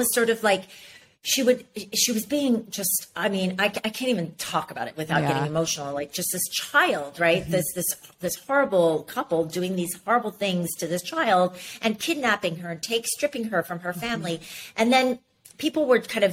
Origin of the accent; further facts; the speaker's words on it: Ames, Iowa, United States; moved away; I grew up in Ames, Iowa